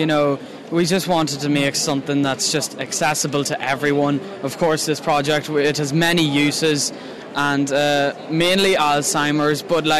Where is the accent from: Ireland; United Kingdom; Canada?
Ireland; Glasslough, County Monaghan; We come from Monaghan. I'm from Glasslough myself, from Beech Hill College.